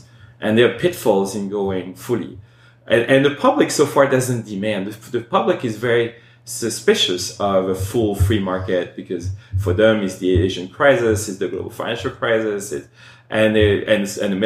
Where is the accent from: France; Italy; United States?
France; I grew up in France.